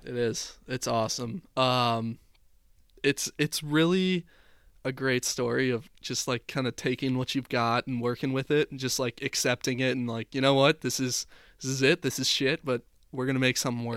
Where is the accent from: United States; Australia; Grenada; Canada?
United States; Chicago, Illinois; growing up in Chicago